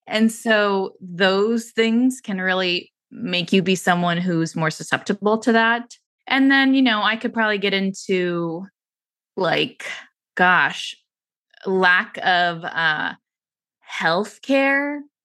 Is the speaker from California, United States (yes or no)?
yes; San Francisco, California, United States; I grew up in San Francisco